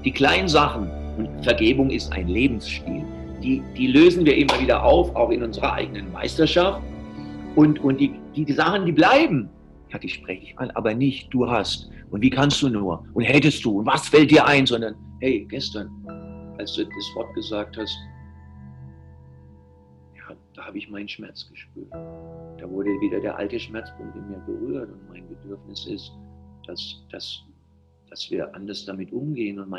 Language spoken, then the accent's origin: German; Southern Germany, Germany; Ich bin Süddeutscher, ich habe einen ganz anderen Humor